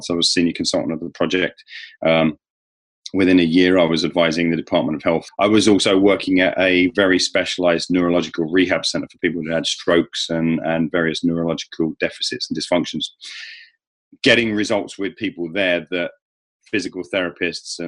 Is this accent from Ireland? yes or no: no; England, United Kingdom; as an Englishman